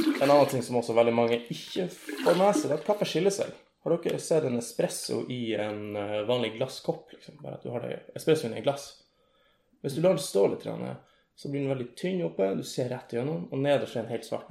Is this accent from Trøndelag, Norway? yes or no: no; Lavangen, Troms, Norway; now in Tromsø, Norway; jeg kommer fra ei lita bygd som heter Lavangen